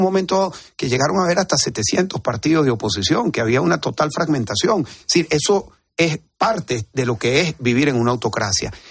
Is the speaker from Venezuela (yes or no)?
yes; Venezuela; now in Spain; en mi país